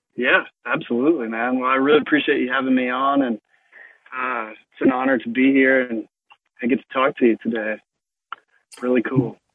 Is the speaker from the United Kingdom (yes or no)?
no; Mississippi, United States; I grew up in Mississippi